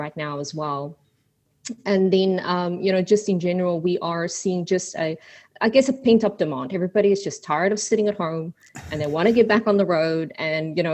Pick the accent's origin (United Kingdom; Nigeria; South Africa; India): South Africa; also born or lived in Australia / New Zealand; now in Houston, United States; Well, I'm originally from South Africa. I took a little detour through Australia and New Zealand and finally settled in Houston, Texas.